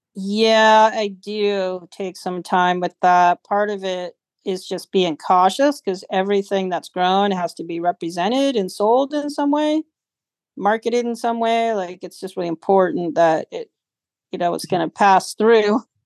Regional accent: Humboldt, California, United States; Growing up in Humboldt was it was adventurous, exciting

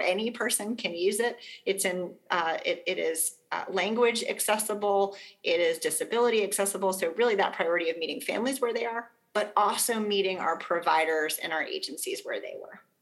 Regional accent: Arkansas, United States; now in South Carolina, United States; in my home state of Arkansas

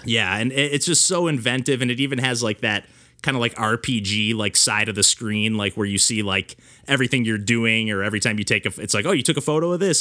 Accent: Michigan, United States; I grew up in a, you know, small town in Michigan

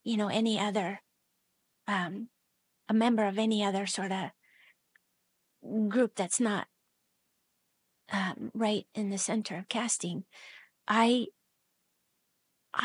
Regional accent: Seattle, Washington, United States; also born or lived in Soldotna, Alaska; I was born in Seattle

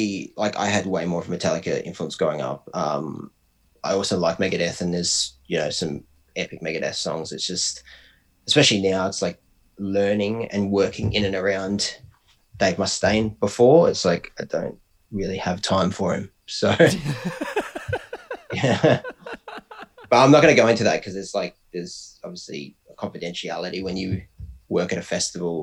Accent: Bendigo, Victoria, Australia; I'm from Bendigo

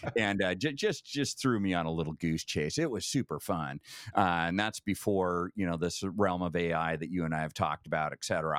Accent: Vale, Oregon, United States; also born or lived in Eugene, Oregon; born in Vail, Oregon, town of a thousand, um, literally, you know, a smaller population than most cruise ships, um, but spent, uh, you know, kinda grade school years there, uh, moved over to Eugene

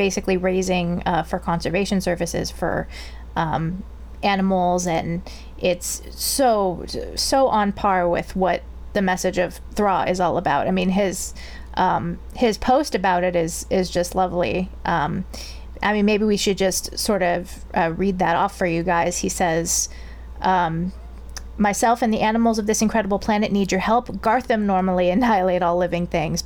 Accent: California, United States; me as a Californian

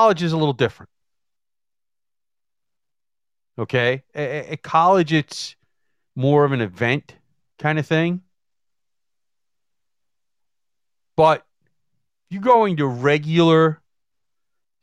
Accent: United States; we sit here as American citizens

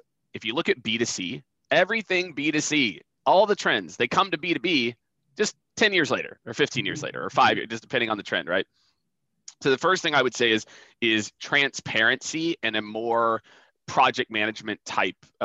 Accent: rural Iowa, United States; moved away; also born or lived in Nebraska; I was born in Iowa. I lived on a farm. I lived on a feedlot for a while. But the town I was born in had 900 people in the middle of like northwestern Iowa. And I grew up in rural Iowa, Nebraska, the first part of my life

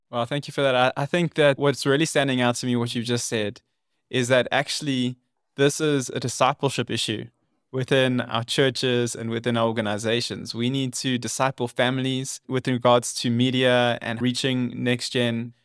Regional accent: South Africa; my home country

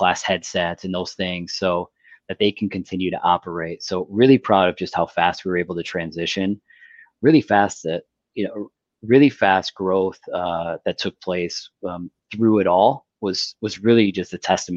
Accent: United States; moved away as an adult; also born or lived in Detroit; now in Windsor, Canada; I grew up in the States, married a Canadian, and could have lived on either side of the border. I chose to be here.

